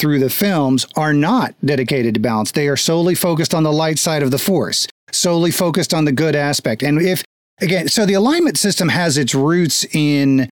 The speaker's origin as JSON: {"language": "English", "country": "United States", "tie": "born or raised there", "also_born_or_lived": "Florida / Texas", "said": "I grew up in Florida and Texas"}